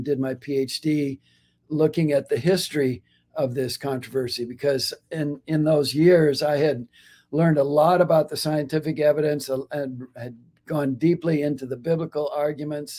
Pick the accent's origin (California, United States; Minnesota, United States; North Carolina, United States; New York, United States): Minnesota, United States; moved away as an adult; I grew up in Minnesota and went to the University of Minnesota